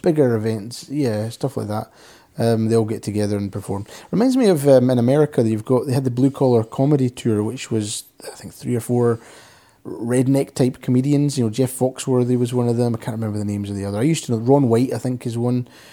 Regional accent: Scotland, United Kingdom; accent: soft Scottish; I'm Scottish

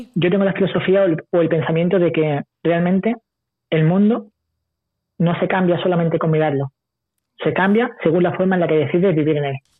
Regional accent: Spain; cuando salí de España, mi primer viaje con 20 años

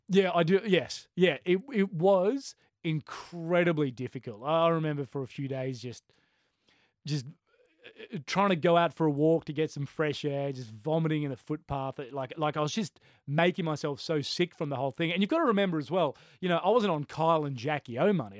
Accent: Brisbane, Queensland, Australia; growing up in Brisbane

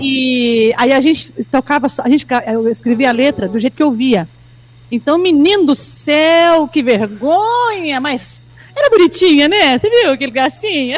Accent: São Sebastião do Paraíso, Minas Gerais, Brazil; Eu sou mineira de São Sebastião do Paraíso.

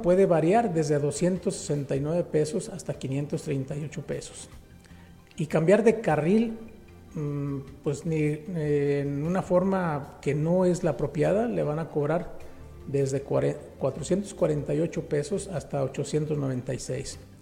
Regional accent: Mexico; somos los mexicanos

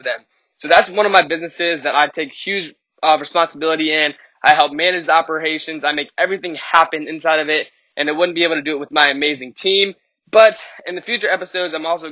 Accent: Richmond, Virginia, United States; I'm coming to you live from Richmond, Virginia, my hometown

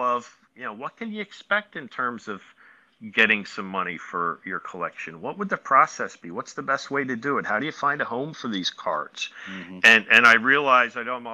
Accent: Philadelphia, Pennsylvania, United States

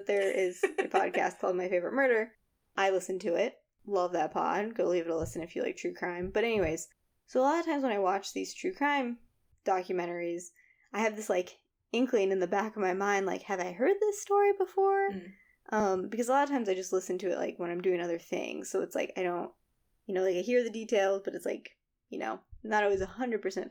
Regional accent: Northern Virginia, United States; we grew up in Northern Virginia where there's like a bunch of old shit everywhere

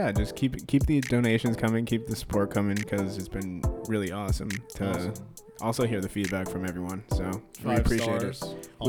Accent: California, United States; Okay, yeah, so we are from Cali.

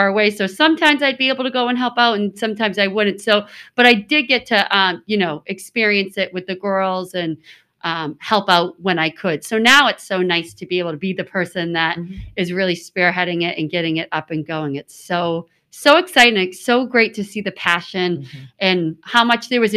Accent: South Shore, Massachusetts, United States; I've always lived on the South Shore

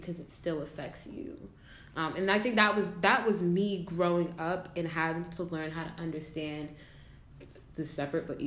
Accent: Massachusetts, United States; I'm from Massachusetts

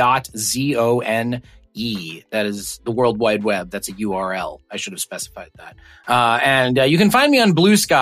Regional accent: Chicago, Illinois, United States; I grew up in Chicago

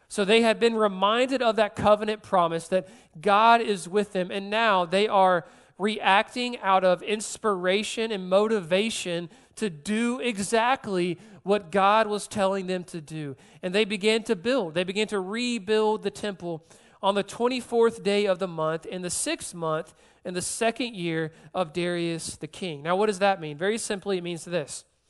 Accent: Georgia, United States; moved away as an adult; also born or lived in South Carolina; now in New Orleans, United States; I'm born and raised in Georgia, then I moved to South Carolina for a couple years

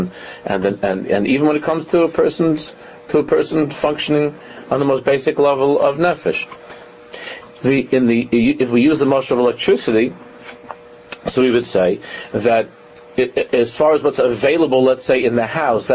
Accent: New York City, New York, United States; we grew up in Con Edison. In Queens, it was Con Edison

